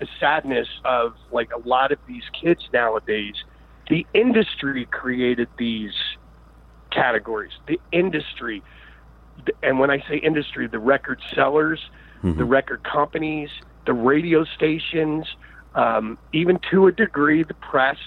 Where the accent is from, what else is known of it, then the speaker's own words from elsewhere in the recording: Philadelphia, Pennsylvania, United States; I grew up in Philadelphia